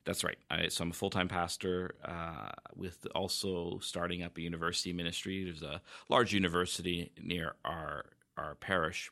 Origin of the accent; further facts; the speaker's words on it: Vancouver, British Columbia, Canada; now in Victoria, Canada; I grew up, uh, actually near Vancouver